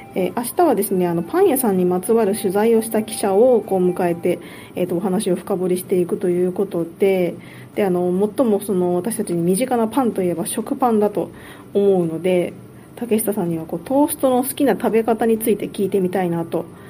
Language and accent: Japanese; Shikokuchuo, Ehime, Japan; moved away as an adult; also born or lived in Kitakyushu, Fukuoka; now in Niihama, Japan; 私は隣の四国中央市の出身なんですけど